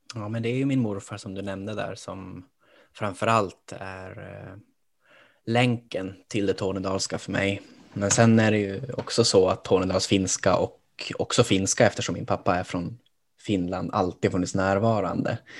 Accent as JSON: {"language": "Swedish", "town": "Kiruna", "region": "Norrbotten County", "country": "Sweden", "tie": "born or raised there", "moved": "as an adult", "lives_now": "Stockholm, Sweden", "said": "även om jag är från Norrbotten så växte jag upp liksom i en stad. Åtminstone tyckte jag det själv, att det var ju en stad jag växte upp i, Kiruna"}